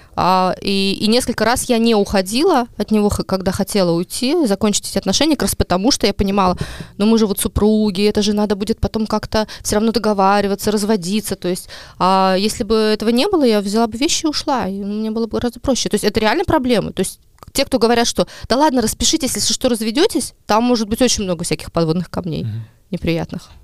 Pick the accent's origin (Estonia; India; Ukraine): Estonia; Ahtme, Ida-Viru County; now in Narva, Estonia; я сама из Адавирума